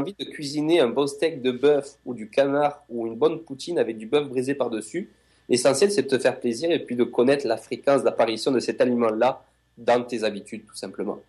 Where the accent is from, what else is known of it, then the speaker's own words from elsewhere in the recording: France; now in Montreal, Canada; je suis français